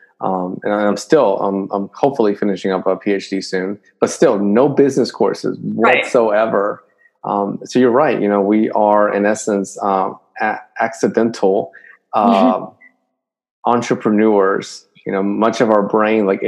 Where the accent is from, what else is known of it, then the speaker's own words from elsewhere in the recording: Dominican Republic; moved away; I'm from Dominican Republic, and whenever I go back there